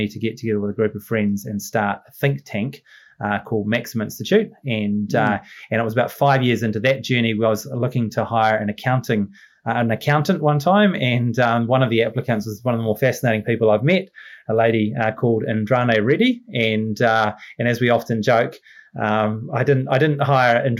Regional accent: Masterton, Wellington, New Zealand; also born or lived in London; I grew up on a small farm in the Wairarapa, just on the outskirts of Masterton

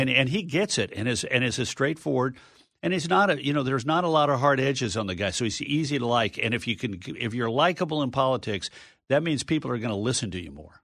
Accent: Texas, United States; My home state of Texas

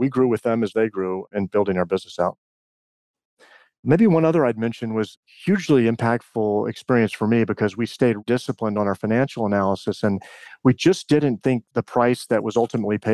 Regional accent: Richmond, Virginia, United States; I grew up in Richmond, Virginia

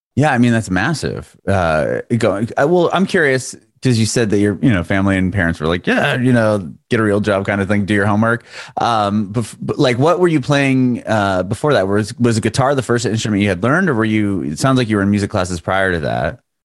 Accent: San Diego, California, United States; I grew up in San Diego

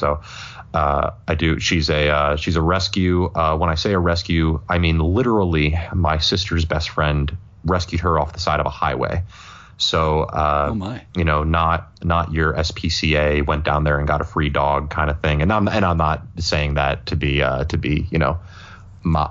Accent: Philadelphia, Pennsylvania, United States; as a Philadelphian

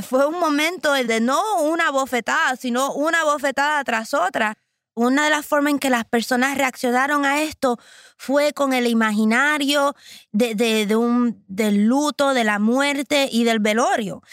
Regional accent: Puerto Rico; Como muchos boricuas, tengo una relación súper estrecha con mi abuela. Básicamente, ella ayudó a criarme

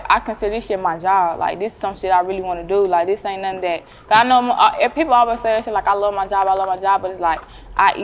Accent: Henderson, North Carolina, United States; moved away as an adult; now in Raleigh, United States; I'm not from Raleigh, I'm from Henderson

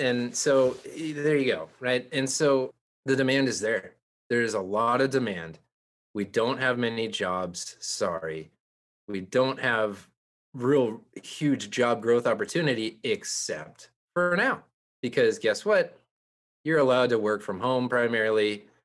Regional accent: Santa Cruz, California, United States; I grew up in Santa Cruz

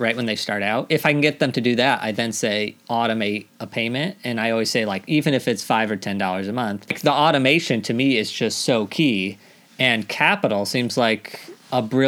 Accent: Missouri, United States; I'm from Missouri

